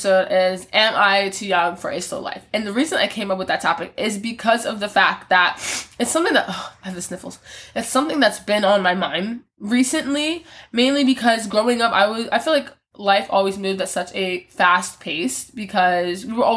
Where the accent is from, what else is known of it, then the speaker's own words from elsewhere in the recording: Philadelphia, Pennsylvania, United States; I'm from Philly